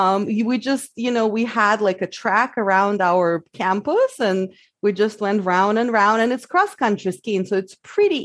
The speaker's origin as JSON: {"language": "English", "region": "Siberia", "country": "Russia", "also_born_or_lived": "New Zealand", "second_language": "English", "moved": "as an adult", "lives_now": "Seattle, United States"}